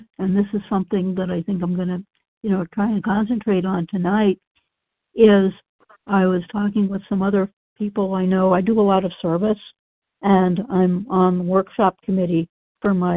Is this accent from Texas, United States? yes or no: no; Massachusetts, United States; I grew up in Massachusetts, which is, of course, in the Northeast